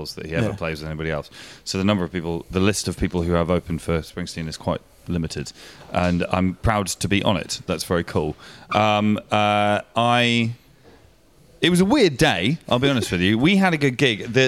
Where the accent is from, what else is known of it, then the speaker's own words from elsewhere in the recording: Winchester, South East England, United Kingdom; it was my hometown